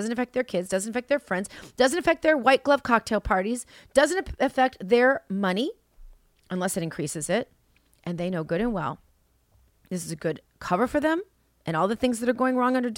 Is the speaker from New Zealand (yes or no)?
yes; New Zealand; moved away; And I've left my home country of New Zealand to do all of this.